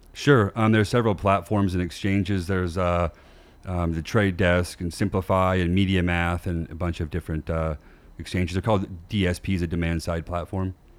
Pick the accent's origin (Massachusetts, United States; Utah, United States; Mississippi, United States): Utah, United States; Bountiful; also born or lived in Southern California / Las Vegas; I grew up in Utah in, uh, in Bountiful